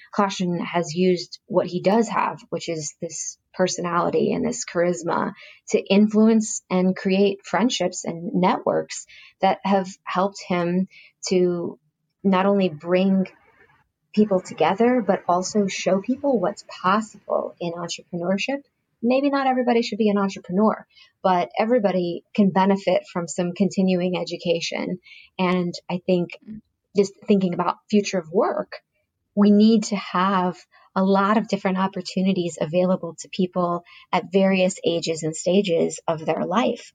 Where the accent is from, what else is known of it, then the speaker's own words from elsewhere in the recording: Silicon Valley, California, United States; we're from Silicon Valley